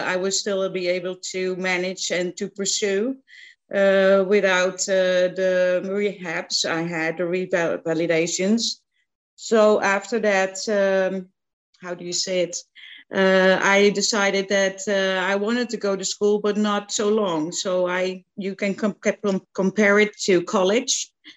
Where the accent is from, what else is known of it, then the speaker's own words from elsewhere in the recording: central Netherlands, Netherlands; moved away; I'm from the Netherlands, like you said, and I grew up in the middle of the country in a very small town